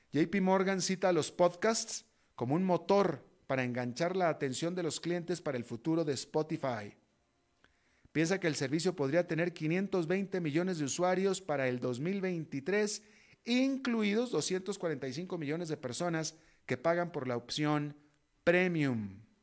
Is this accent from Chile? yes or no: no; Mexico; moved away; also born or lived in United States; soy alguien latinoamericano, sino soy mexicano y estadounidense